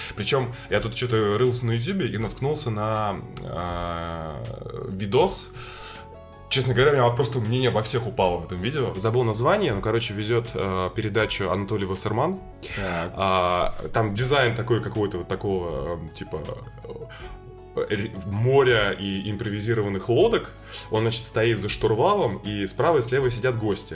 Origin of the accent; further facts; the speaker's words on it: Saint Petersburg, Russia; как и я, рос в Петербурге в 90-х